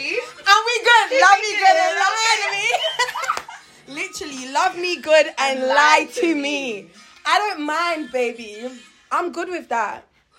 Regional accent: Jamaica; as a Jamaican

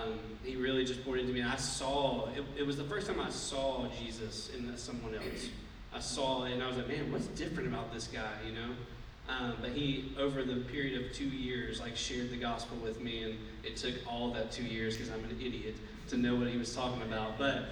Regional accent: Columbus, Georgia, United States; I'm from Columbus

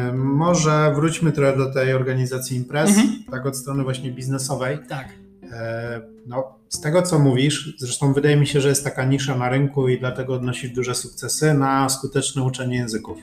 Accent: Poland; jestem z Polski

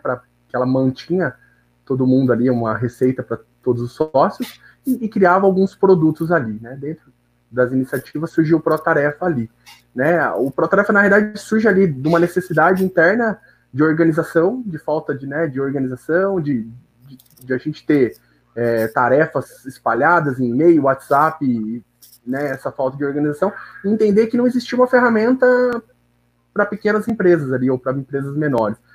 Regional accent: Bauru, São Paulo, Brazil; eu nasci mesmo em Bauru, então sempre estudei aqui, morei aqui

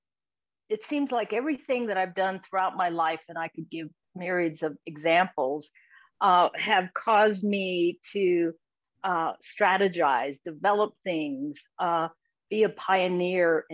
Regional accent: Pennsylvania, United States; now in Texas, United States; I grew up in Pennsylvania

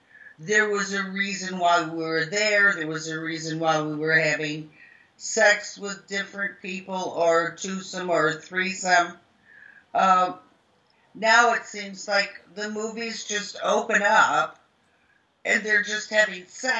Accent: the South, United States; accent: Southern; because I had a real head of Southern accent. So to get rid of my Southern accent

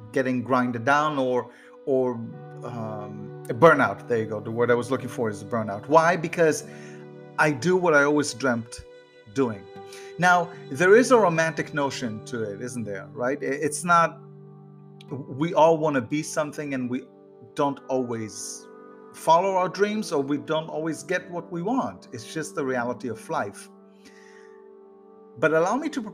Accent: Haifa, Haifa District, Israel; now in Florida, United States; I grew up in Israel and I grew up in a suburb of the city Haifa

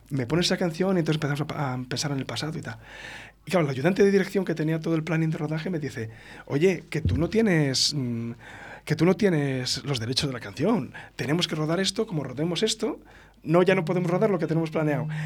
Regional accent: Esguevillas de Esgueva, Castile and León, Spain; De mi pueblo, del río de mi pueblo, de Esguevillas de Esgueva, claro.

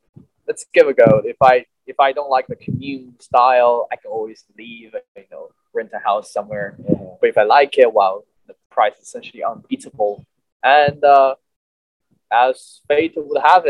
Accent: Chengdu, Sichuan, China; moved away as an adult; now in Los Angeles, United States; I came from China, obviously, in a southwestern part of China called Sichuan Province. My hometown is Chengdu.

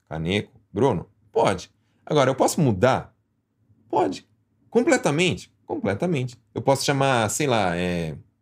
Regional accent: Brazil; now in Japan; eu nasci no Brasil, eu tenho brasileiro.

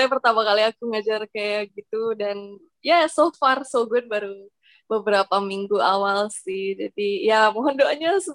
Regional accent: Jakarta, Indonesia; now in Bogor, Indonesia; aku asalnya dari Jakarta.

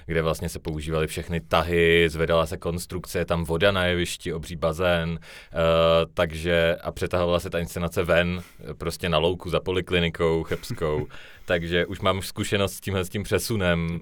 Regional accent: Ostrava, Moravian-Silesian Region, Czechia; já se jako hrdě hlásím k tomu, že jsem se narodil a vyrostl jsem v Ostravě

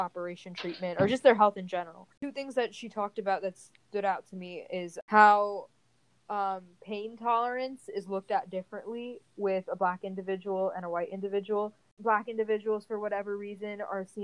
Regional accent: India; Being Indian

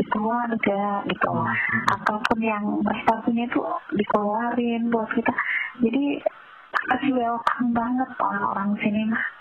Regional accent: Java, Indonesia; Apalagi kalau {S1} kita itu dari Jawa itu paling kaget kan dengarnya.

